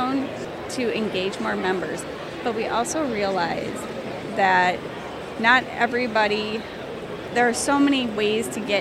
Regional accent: Minnesota, United States; I am from Minnesota. We get a lot of snow

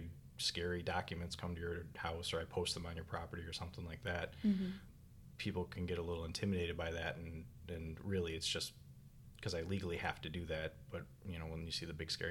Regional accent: Minnesota, United States; moved away as an adult; also born or lived in Collier County, Florida; now in Green Cove Springs, United States; originally I'm from Minnesota. I'm sure you can tell by the accent

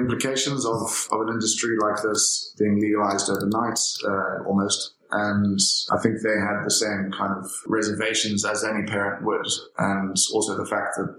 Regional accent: Zimbabwe; originally I come from Zimbabwe

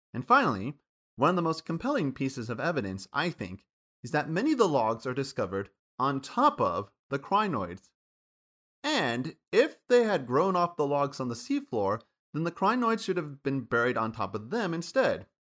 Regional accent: Kansas, United States; Where I grew up from in Kansas

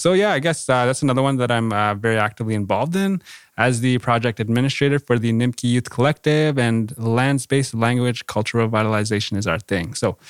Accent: Ontario, Canada; So, So I'm from Certain First Nation. So repping along the north shore of Lake Huron, Robinson-Huron Treaty Territory.

